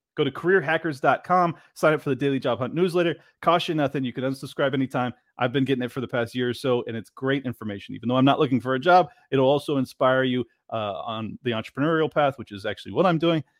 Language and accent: English; San Diego, California, United States; moved away as an adult; now in Miami, United States; I grew up in San Diego